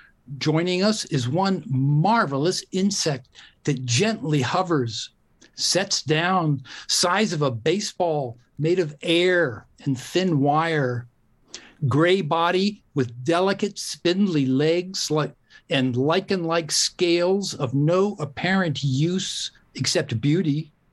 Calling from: La Honda, California, United States; Oh, I'm in La Honda, California.

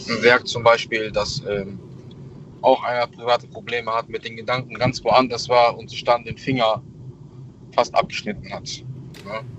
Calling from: Troisdorf, North Rhine-Westphalia, Germany; Ja, ich aus Troisdorf.

